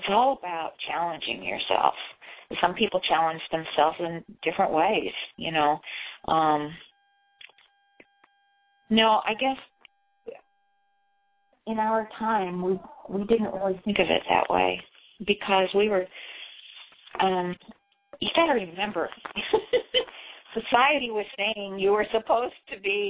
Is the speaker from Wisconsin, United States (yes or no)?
no; Indiana, United States; moved away as an adult; also born or lived in California / Colorado; I was from Indiana, like you, and there was not a whole lot of diversity back in the 50s and 60s.